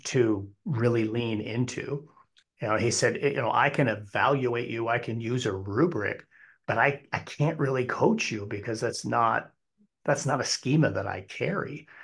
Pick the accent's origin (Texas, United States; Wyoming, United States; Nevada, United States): Wyoming, United States; moved away as an adult; also born or lived in Arizona; we moved back to, uh, my home state of Wyoming